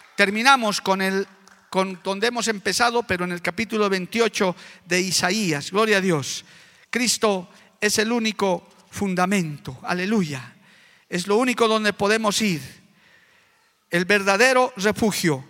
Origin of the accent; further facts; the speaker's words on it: Bolivia; conozco mi tierra, sé cómo está mi país